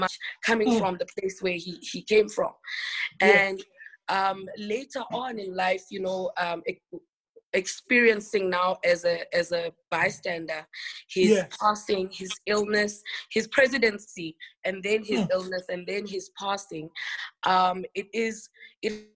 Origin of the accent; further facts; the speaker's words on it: Eastern Cape, South Africa; first language Xhosa; English is a second language; I was born in the Eastern Cape province of the Eastern Cape of South Africa, and I'm Xhosa, so I speak Xhosa